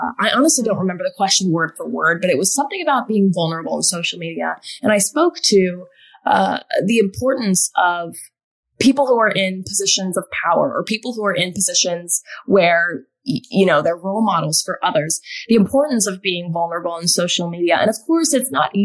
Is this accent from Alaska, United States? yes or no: yes; Alaska, United States; moved away as an adult; also born or lived in Arizona; growing up in Alaska, I was very much a tomboy.